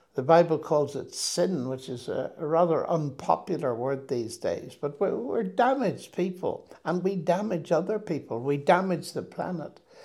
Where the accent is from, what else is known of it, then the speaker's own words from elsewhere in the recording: Northern Ireland, United Kingdom; moved away as an adult; also born or lived in Cambridge / Oxford; I come from Northern Ireland, which in those days was very sectarian